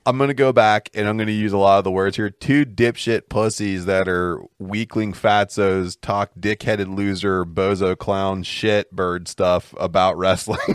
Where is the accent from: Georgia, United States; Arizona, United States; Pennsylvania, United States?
Pennsylvania, United States; Pittsburgh; we're from Pittsburgh